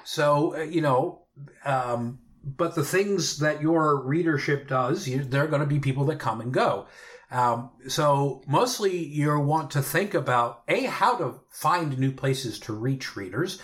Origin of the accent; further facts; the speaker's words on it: Pennsylvania, United States; my home state and home area of Pennsylvania